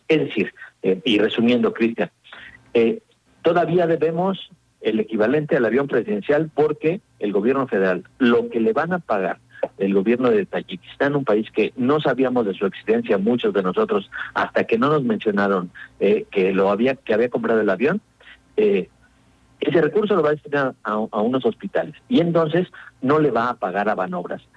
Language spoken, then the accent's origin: Spanish; Mexico; como mexicanos